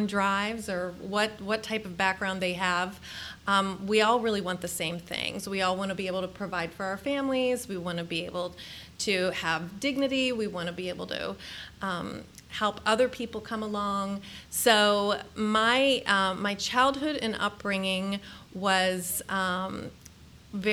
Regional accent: Pittsburgh, Pennsylvania, United States; moved away as an adult; also born or lived in Washington, D.C. / Middle East; now in Columbus, United States; I grew up in Pittsburgh, PA, and am a rabid Steelers fan

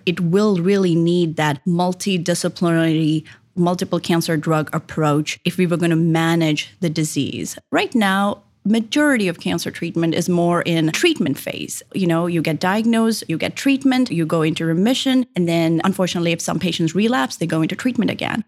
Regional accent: Japan; English is a second language; moved away as an adult; also born or lived in India / Sydney, Australia; now in Columbus, United States; I was born in India. I was raised in Japan

